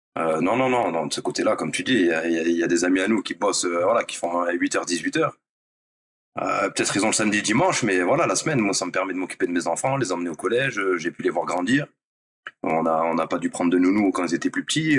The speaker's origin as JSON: {"language": "French", "town": "Nice", "region": "Provence-Alpes-Côte d'Azur", "country": "France", "tie": "born or raised there", "moved": "as an adult", "said": "j'ai fait du foot pour suivre les copains à la base euh, du collège ou de l'école primaire. J'étais à Nice"}